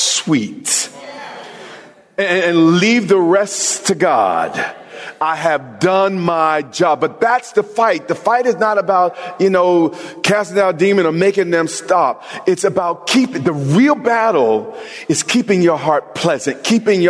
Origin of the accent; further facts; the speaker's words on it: New York, United States; I'm from New York